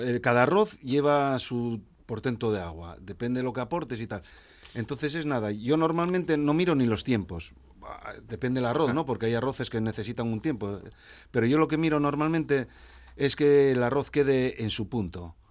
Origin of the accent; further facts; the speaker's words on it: Asturias, Spain; soy muy de mi tierra. Y mi tierra es Asturias y Asturias ante todo